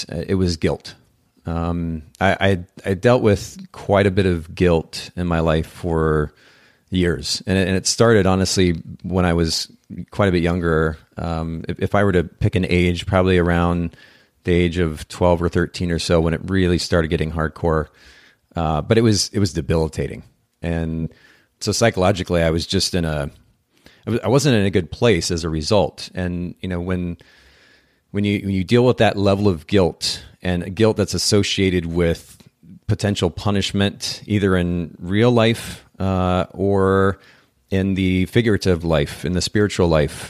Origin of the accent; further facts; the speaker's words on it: Japan; now in United States; I grew up in Japan as a missionary's kid and spent about 10 years there.